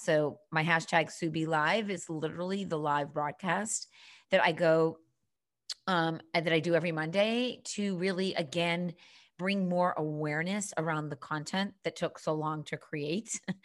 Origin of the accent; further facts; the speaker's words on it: Boston, Massachusetts, United States; accent: Boston; also born or lived in Cape Cod, Massachusetts; I am born and bred on the East Coast, currently living in downtown Boston, if you can detect a little bit of that Boston accent.